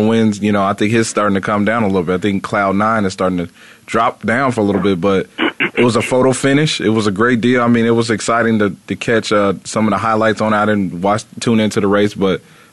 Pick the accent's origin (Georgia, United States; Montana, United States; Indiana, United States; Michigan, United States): Indiana, United States; moved away; growing up in Indiana